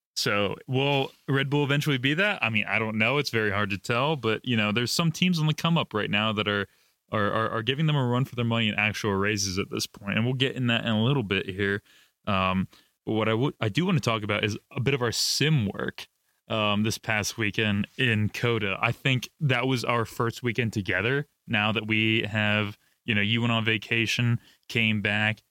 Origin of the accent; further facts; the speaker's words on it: United States; As an American